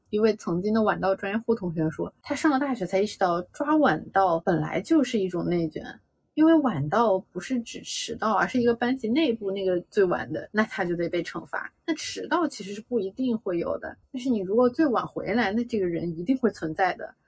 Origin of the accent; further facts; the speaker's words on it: China; 我们中国人民